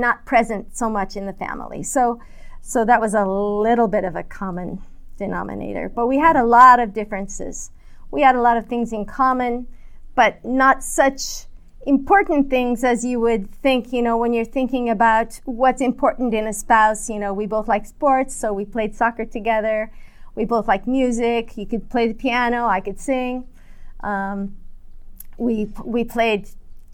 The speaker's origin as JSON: {"language": "English", "region": "California", "country": "United States", "tie": "born or raised there", "said": "I grew up in America, in California"}